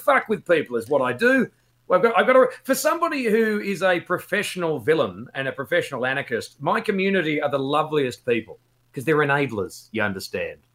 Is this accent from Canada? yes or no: no; Perth, Western Australia, Australia; now in United Kingdom; I'm from Perth. I'm from Perth, Western Australia.